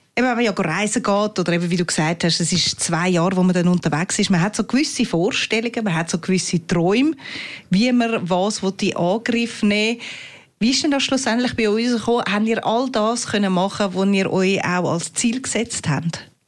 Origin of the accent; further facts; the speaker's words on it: Switzerland; bei uns in der Schweiz